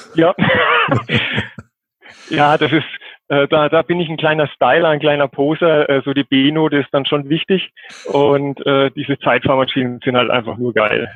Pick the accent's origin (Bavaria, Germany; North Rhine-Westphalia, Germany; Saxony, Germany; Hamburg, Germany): Bavaria, Germany; Coburg; komme aus Coburg, das ist in Oberfranken, Nordbayern.